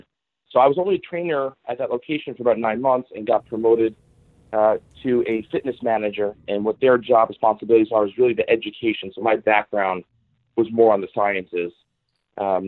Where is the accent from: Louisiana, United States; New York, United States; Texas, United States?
New York, United States; New York City; moved away as an adult; also born or lived in East Meadow, Long Island, New York / Fairfield, Connecticut / Hollywood, California; now in Los Angeles, United States; I was born and raised in Queens, so in the city